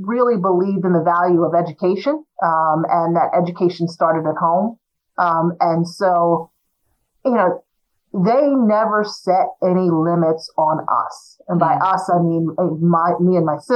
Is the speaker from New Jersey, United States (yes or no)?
yes; New Jersey, United States; also born or lived in Willingboro, New Jersey; I grew up in South Jersey